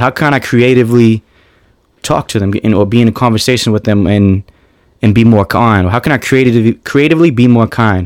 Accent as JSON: {"language": "English", "town": "Boston", "region": "Massachusetts", "country": "United States", "said": "From Boston, Massachusetts"}